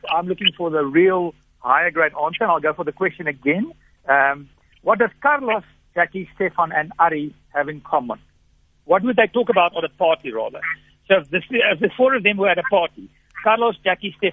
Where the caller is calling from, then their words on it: Middelburg, Mpumalanga, South Africa; I, I, I'm calling from Middelburg in Mpumalanga.